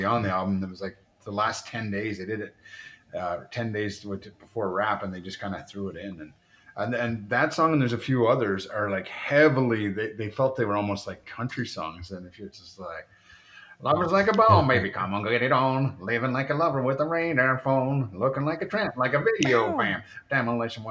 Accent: Canada; as a Canadian

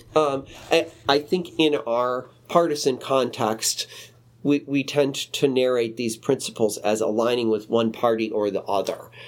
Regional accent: Chicago, Illinois, United States; I grew up in Chicago

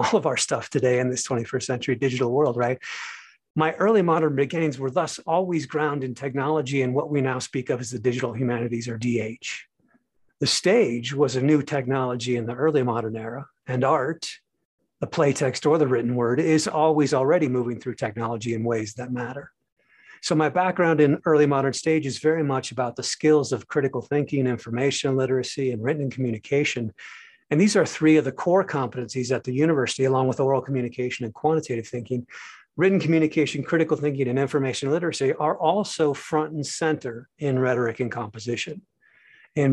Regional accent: United States; also born or lived in Seoul, South Korea / Paris, France; As an American

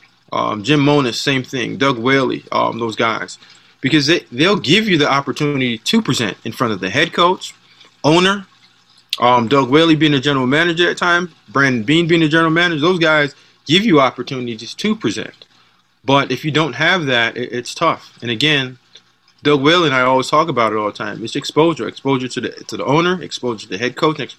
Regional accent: Jamaica; moved away; From my background, the way that my dad raised me, I'm Jamaican, the way that we came up

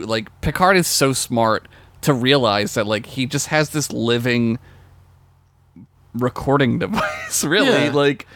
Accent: United States; we are white guys from America.

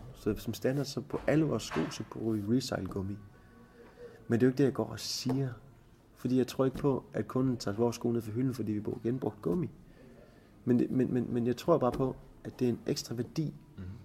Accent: Jutland, Denmark; vi er jo meget jyder herovre.

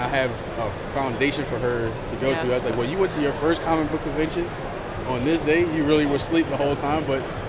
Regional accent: New Jersey, United States; now in Virginia Beach, United States; I'm originally from New Jersey, but I live in Virginia Beach now.

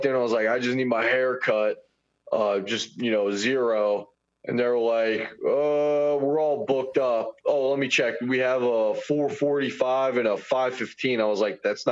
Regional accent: Baton Rouge, Louisiana, United States; I'm from Baton Rouge

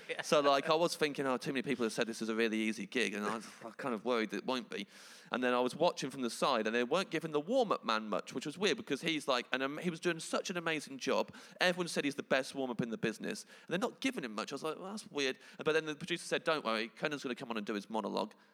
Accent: England, United Kingdom; I'm English

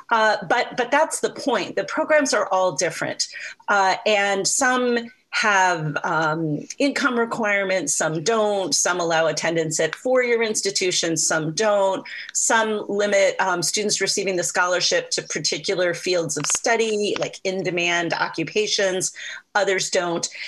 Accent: Michigan, United States; That's true in my home state

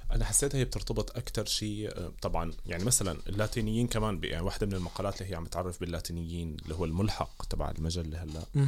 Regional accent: Damascus, Damascus Governorate, Syria; moved away as an adult; now in Bergen, Norway; خلقت وترعرعت آه، في سوريا في دمشق

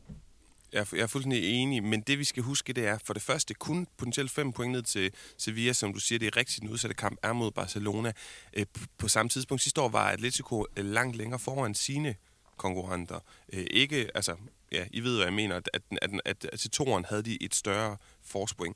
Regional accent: Denmark; som dansker

